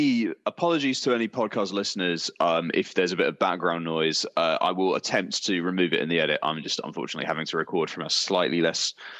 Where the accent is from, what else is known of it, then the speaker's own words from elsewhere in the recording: Derby, East Midlands, United Kingdom; …, actually. I'm from Derby, yeah.